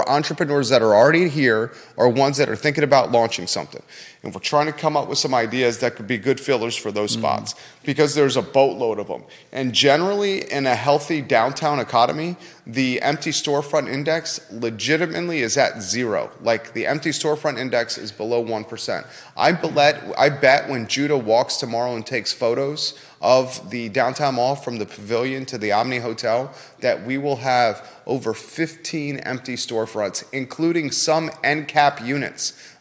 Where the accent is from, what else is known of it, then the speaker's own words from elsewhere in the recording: Williamsburg, Virginia, United States; now in Charlottesville, United States; I grew up in Williamsburg